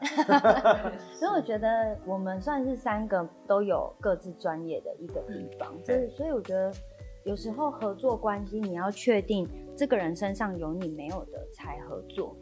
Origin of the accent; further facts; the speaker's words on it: Tainan, Taiwan; 我自己在台南长大嘛